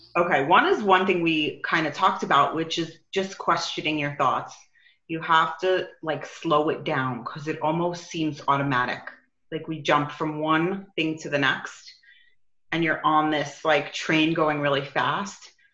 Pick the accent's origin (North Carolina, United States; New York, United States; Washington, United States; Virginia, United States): New York, United States; now in Arizona, United States; I'm from New York